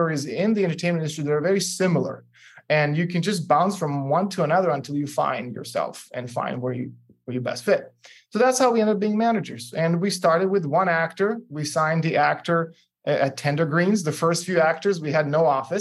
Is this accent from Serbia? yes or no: yes; Serbia; moved away; I'm originally from Serbia, and so I speak four languages